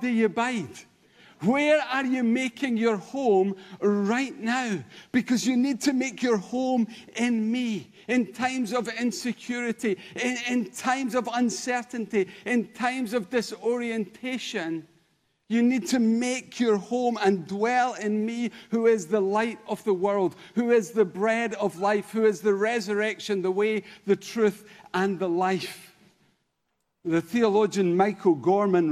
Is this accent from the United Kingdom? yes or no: yes; Denny, Scotland, United Kingdom; now in Kirkintilloch, United Kingdom; originally? Well, a little village called Denny. Today? Kirkintilloch. Generally? Scotland